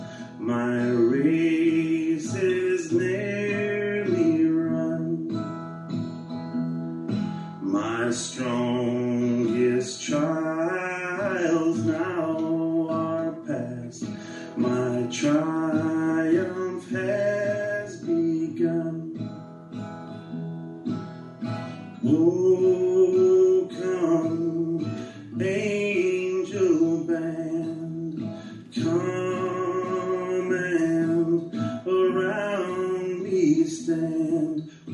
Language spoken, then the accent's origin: English; Ireland; I'm Irish